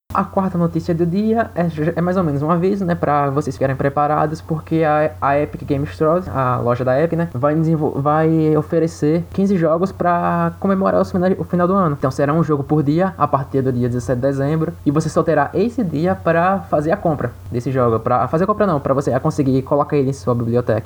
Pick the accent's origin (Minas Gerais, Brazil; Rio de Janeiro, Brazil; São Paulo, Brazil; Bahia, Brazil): Bahia, Brazil; Eu sou da Bahia